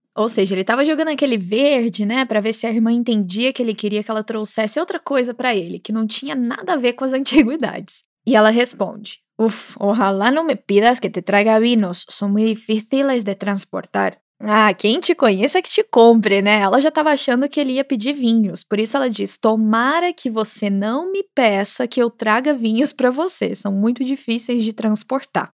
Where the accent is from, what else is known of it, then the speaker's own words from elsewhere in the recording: Minas Gerais, Brazil; moved away; Como boa mineira